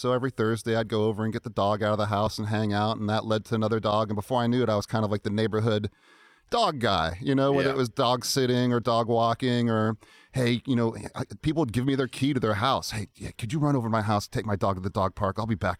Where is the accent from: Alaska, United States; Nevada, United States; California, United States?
Alaska, United States; also born or lived in Virginia / Seattle; I was originally from Alaska. Family moved to Virginia, back to Seattle, back to Virginia.